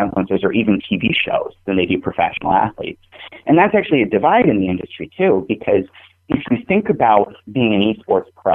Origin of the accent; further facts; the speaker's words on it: New England, United States; I'm from New England